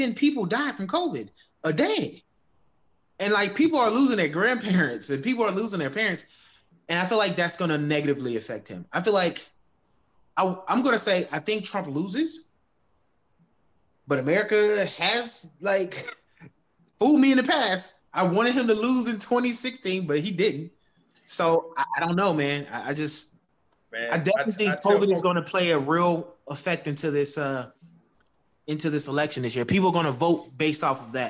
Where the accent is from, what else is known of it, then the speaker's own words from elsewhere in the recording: Georgia, United States; moved away as an adult; now in Charlotte, United States; I am from Georgia, and I don't live in Georgia anymore. I moved to Charlotte